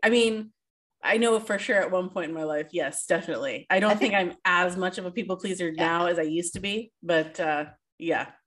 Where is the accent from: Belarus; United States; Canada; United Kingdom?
Canada; we, Canadians, as a Canadian